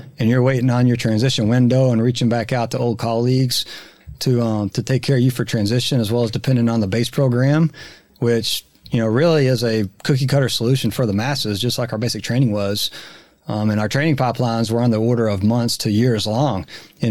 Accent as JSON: {"language": "English", "region": "Texas", "country": "United States", "accent": "Texas", "said": "my Texas accent"}